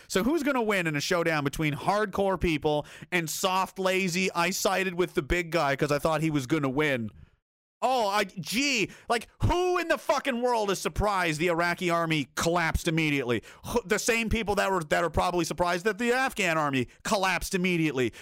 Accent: rural Nova Scotia, Canada; also born or lived in Saskatoon; fishing towns of, uh, you know, rural Nova Scotia

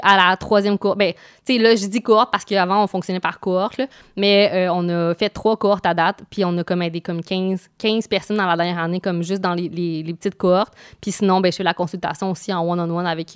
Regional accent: Quebec, Canada; je viens de Québec

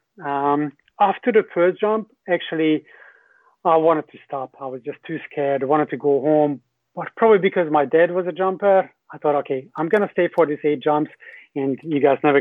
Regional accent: Hungary; English is a second language; moved away as an adult; also born or lived in New Zealand; I'm from Hungary originally.

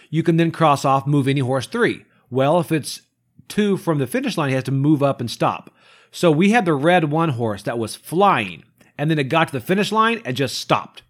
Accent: Kentucky, United States; I grew up in Kentucky

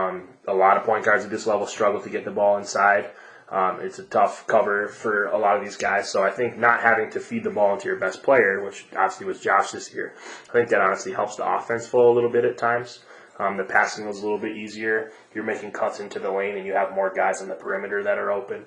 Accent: Ohio, United States; now in Colorado, United States; I'm from Ohio

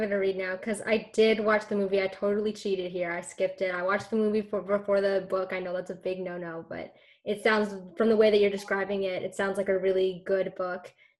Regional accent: Toronto, Ontario, Canada; I'm in grade 11. I'm from Toronto

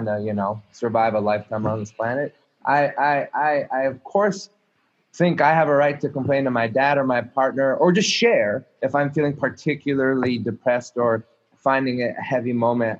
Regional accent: Montreal, Quebec, Canada; I'm a fucking Jew born in Montreal

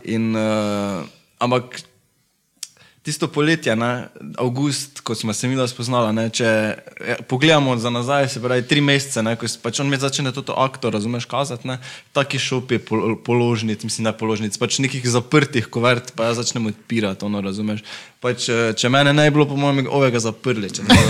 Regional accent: Carinthia, Slovenia; now in Maribor, Slovenia; rodil sem se v Slovenki, tako da sem bil iz Koroške. Pred desetimi leti sem se preselil v Maribor z mamo.

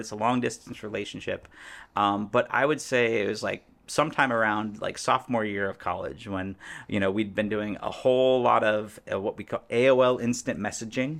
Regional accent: Indiana, United States; moved away as an adult; also born or lived in Florida / Columbus, Ohio / Chicagoland; now in Chicago, United States; So I was born in Indiana, grew up a little bit in Florida. My family moved back to Indiana when I was, like, in second grade

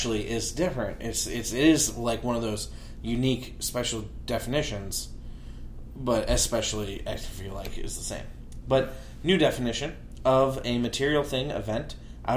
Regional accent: Chicago, Illinois, United States; I'm from Chicago

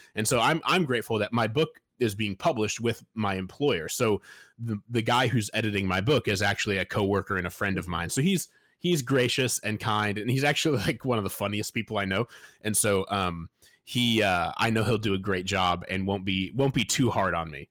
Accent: Fort Wayne, Indiana, United States; I grew up in Fort Wayne, Indiana

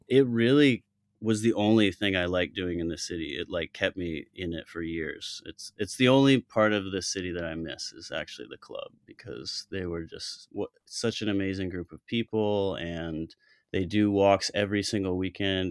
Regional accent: Colorado, United States; moved away; also born or lived in Chicago / New York City; I'm from Colorado originally.

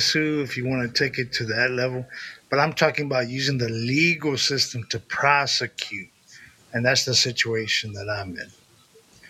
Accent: Texas, United States; I'm a Southern boy straight out of Texas, the A-town

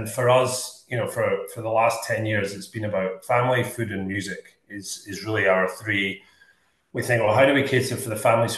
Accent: Scotland, United Kingdom; now in Australia; growing up in Scotland

